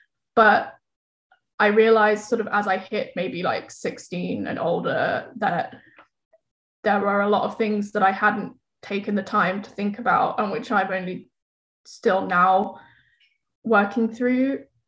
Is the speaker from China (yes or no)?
yes; China; born there; I was born in China, and like that would be one of the first things that we told people when we met them.